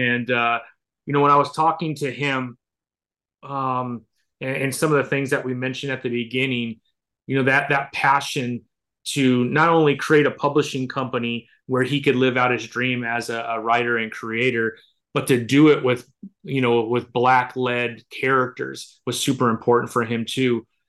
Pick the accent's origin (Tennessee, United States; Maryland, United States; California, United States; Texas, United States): California, United States; San Bernardino; I'm born and raised in San Bernardino, California. And so San Bernardino, just to give you kind of a breakdown, it's about 55% Hispanic, probably 20% Black, and then the rest is Caucasian and Asian.